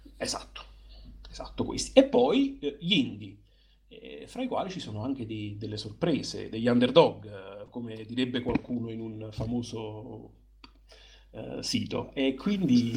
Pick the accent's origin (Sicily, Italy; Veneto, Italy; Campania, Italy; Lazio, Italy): Campania, Italy; Naples; io da buon napoletano